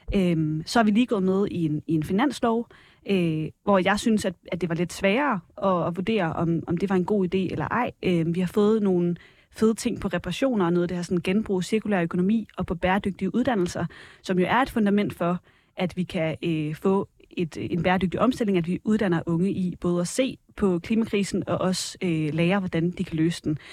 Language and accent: Danish; Varde, Southern Denmark, Denmark; voksede op i Varde, i Vestjylland